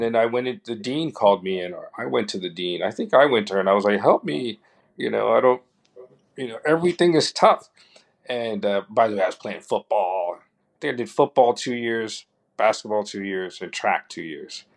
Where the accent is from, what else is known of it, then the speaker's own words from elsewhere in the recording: New York City, New York, United States; we grew up in Harlem during the 70s and 80s